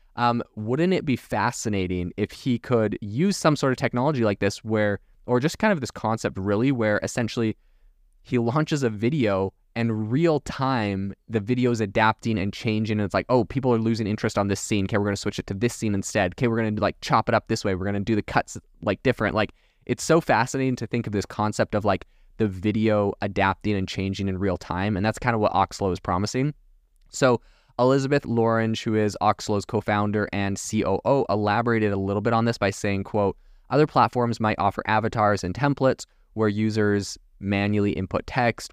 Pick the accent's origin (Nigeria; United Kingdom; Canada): Canada; now in Arizona, United States; Originally, I'm from Canada